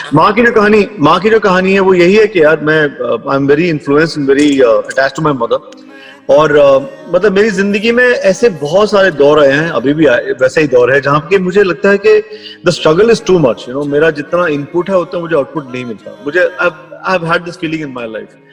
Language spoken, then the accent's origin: Hindi; Jammu, Jammu and Kashmir, India; मैं जम्मू में पला बड़ा